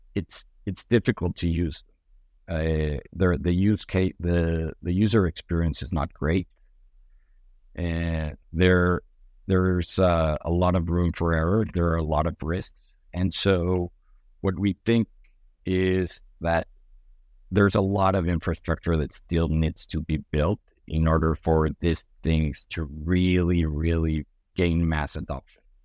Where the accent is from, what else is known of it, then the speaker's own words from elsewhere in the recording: Mexico City, Mexico; moved away as an adult; I grew up in, in Mexico City